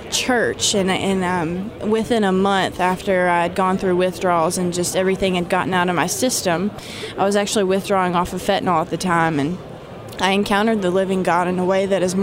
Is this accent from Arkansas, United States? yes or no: yes; Arkansas, United States; I was born and raised in Arkansas. I'm just a regular hillbilly out there